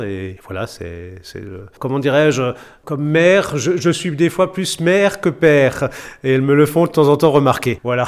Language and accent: French; Matzenheim, Grand Est, France; je suis natif de, de Matzenheim